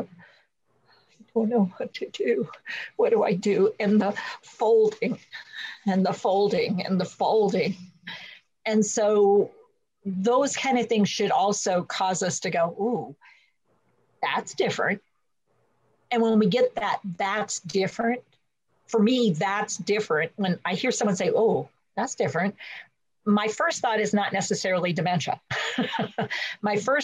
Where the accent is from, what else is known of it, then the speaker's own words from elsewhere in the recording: North Carolina, United States; I'm from North Carolina